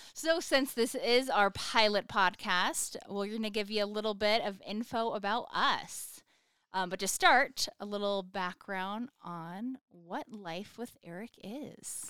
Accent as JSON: {"language": "English", "town": "Sparks", "region": "Nevada", "country": "United States", "said": "I'm from Sparks, Nevada"}